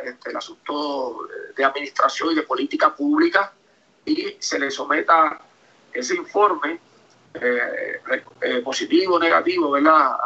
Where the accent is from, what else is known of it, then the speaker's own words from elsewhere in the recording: Moca, Puerto Rico; en mi pueblo de Moca